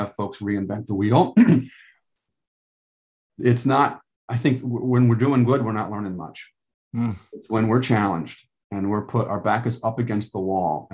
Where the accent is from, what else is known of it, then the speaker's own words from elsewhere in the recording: United States; I'm a American male